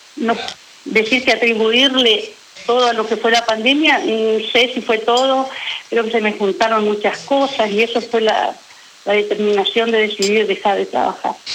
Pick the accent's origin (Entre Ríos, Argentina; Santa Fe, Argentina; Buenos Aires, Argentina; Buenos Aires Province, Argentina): Entre Ríos, Argentina; Federación; moved away as an adult; now in Paraná, Argentina; hace 11 años que vivo acá en Paraná porque soy oriunda de Federación Entre Ríos